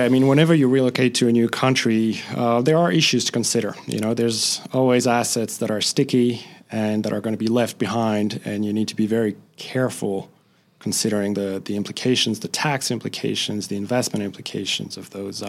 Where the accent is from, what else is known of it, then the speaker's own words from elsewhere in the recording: France; now in United States; So I grew up in France